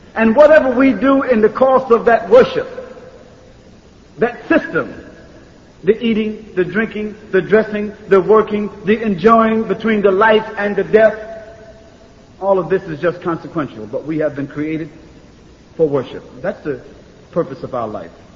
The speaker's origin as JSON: {"language": "English", "country": "United States", "said": "I'm from America"}